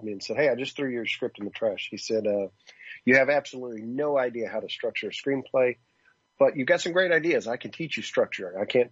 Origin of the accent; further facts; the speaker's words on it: Kentucky, United States; I was from Kentucky